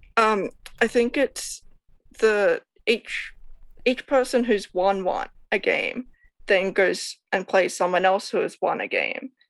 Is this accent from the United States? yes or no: no; Sydney, New South Wales, Australia; I am from Sydney, Australia